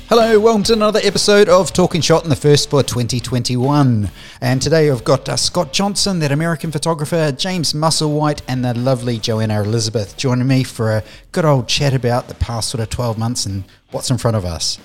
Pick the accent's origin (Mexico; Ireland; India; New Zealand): New Zealand; moved away; I'm from New Zealand, my family's over there.